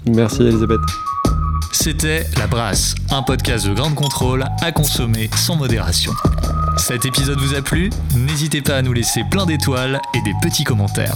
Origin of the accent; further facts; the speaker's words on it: Bordeaux, Nouvelle-Aquitaine, France; also born or lived in United States; now in Paris, France; nous on est de Bordeaux